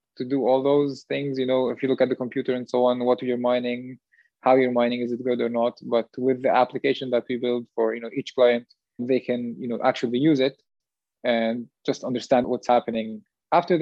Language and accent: English; Jordan; now in Switzerland; We're both from Jordan